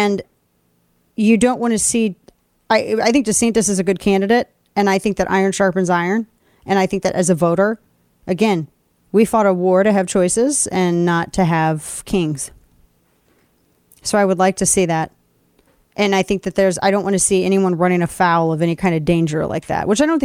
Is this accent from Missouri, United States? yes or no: yes; Missouri, United States; my home state of Missouri